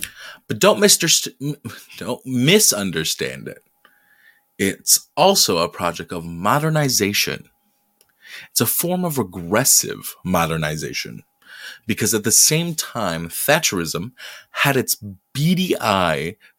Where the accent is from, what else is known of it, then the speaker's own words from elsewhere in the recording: Detroit, Michigan, United States; I'm from Detroit